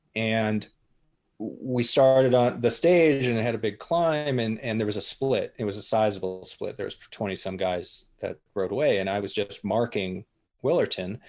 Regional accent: United States; moved away as an adult; also born or lived in Spain; coming over as an American.

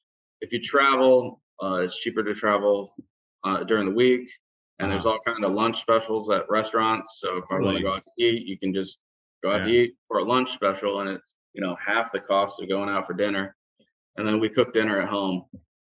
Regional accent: Michigan, United States; born there; also born or lived in Florida / Montana / Indianapolis, Indiana; Well, I was born in Michigan, moved to Florida, spent a lot of my summers in Washington State and in Michigan. And then we moved to Montana. And then we ended up moving to Indianapolis, Indiana.

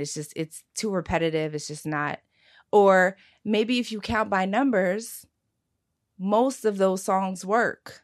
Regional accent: Philadelphia, Pennsylvania, United States; born or raised there

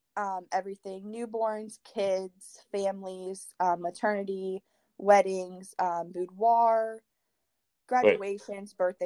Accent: Lowellville, Ohio, United States; I'm from Lowville.

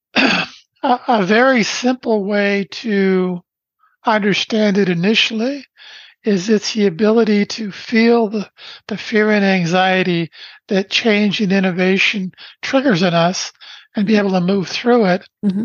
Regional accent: Brantford, Ontario, Canada; I was born in Brantford, Ontario, Canada on December 1st, 1953.

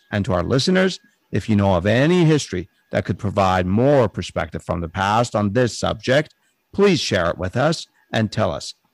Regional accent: San Francisco, California, United States; growing up in San Francisco

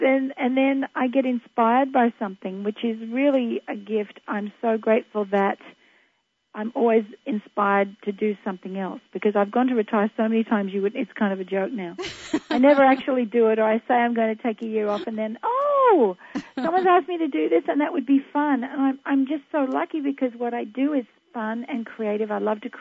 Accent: Australia; in Australia, in my hometown

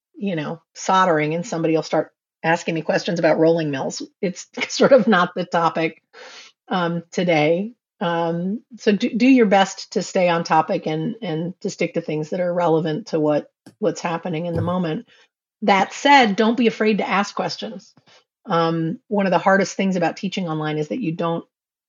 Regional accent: New York City, New York, United States; I grew up in New York City

